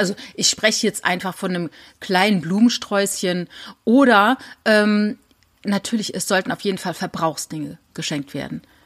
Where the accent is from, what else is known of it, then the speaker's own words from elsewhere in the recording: Saarland, Germany; Ich komme ja aus dem Saarland